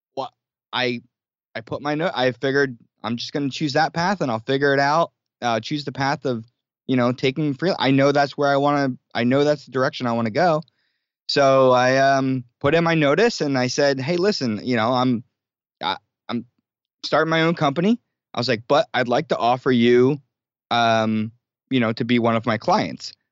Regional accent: New Jersey, United States; moved away as an adult; also born or lived in New York City; I grew up in South Jersey near Philadelphia

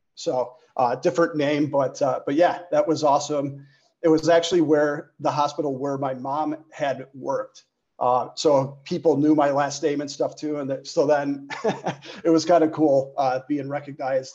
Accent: Chicago, Illinois, United States; born and raised in the Chicagoland area

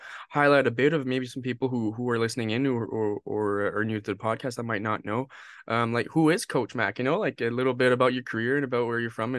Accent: Bathurst, New Brunswick, Canada; moved away as an adult; now in Fredericton, Canada; I'm originally from Bathurst, New Brunswick

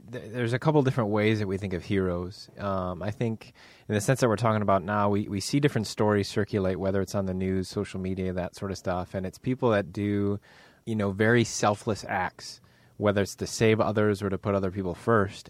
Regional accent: United States; also born or lived in Northern Ireland; I'm just American

